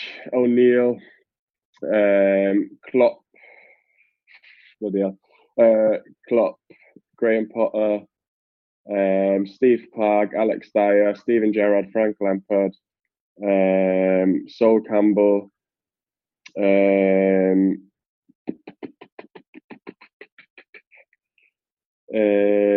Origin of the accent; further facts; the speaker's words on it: Austria; also born or lived in London, United Kingdom / Glasgow, United Kingdom; now in England, United Kingdom; where I'm from and where I was born, where I grew up, it's almost a given to be good at skiing. In Austria